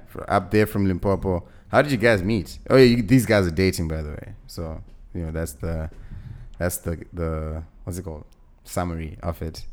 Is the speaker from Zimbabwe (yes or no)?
yes; Zimbabwe; I'm, I'm from Zim, right? So we, we used to come to South Africa a lot